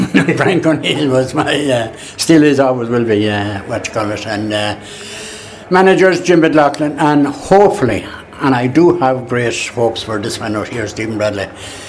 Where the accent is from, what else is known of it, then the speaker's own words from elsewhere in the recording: Dublin, Leinster, Ireland; Originally Dublin.